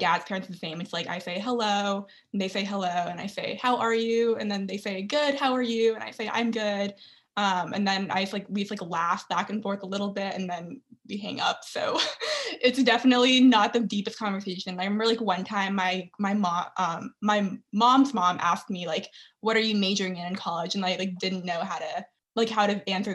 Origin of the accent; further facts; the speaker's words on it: Dallas, Texas, United States; I'm from Dallas, Texas